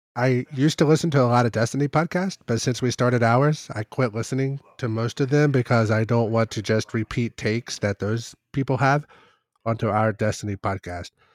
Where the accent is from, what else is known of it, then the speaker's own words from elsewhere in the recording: Kentucky, United States; growing up in Kentucky, our, uh, standardized testing scores weren't as good as the national average